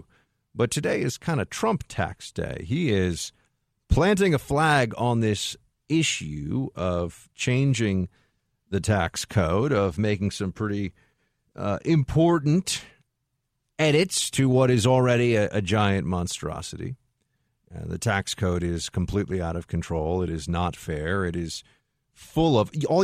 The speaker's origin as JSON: {"language": "English", "region": "New York", "country": "United States", "said": "as a New Yorker"}